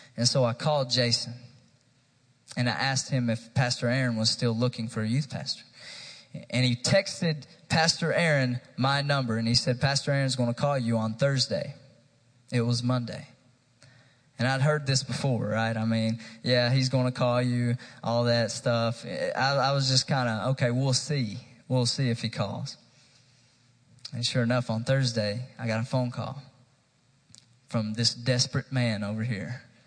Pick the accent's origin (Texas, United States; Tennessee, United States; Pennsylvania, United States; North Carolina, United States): Tennessee, United States; New Market; from a small town called New Market, Tennessee. It's about 45 minutes east of Knoxville